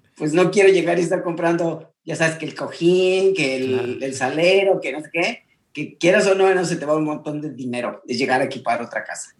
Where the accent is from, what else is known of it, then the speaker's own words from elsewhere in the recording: Mexico City, Mexico; moved away as an adult; also born or lived in San Miguel Palmas, Querétaro, Mexico / Berlin, Germany / North Carolina, United States; now in Cincinnati, United States; crecí prácticamente en la Ciudad de México, entonces me considero un poquito como más chilango